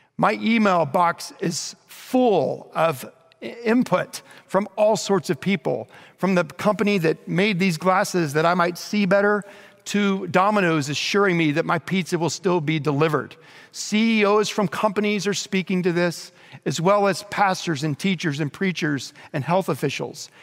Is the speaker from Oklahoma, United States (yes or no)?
yes; Bethany, Oklahoma, United States; growing up in Bethany, Oklahoma, just outside of Oklahoma City